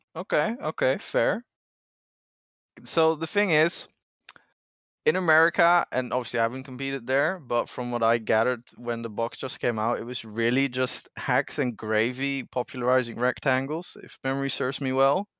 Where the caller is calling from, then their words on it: Netherlands; I'm calling in from the Netherlands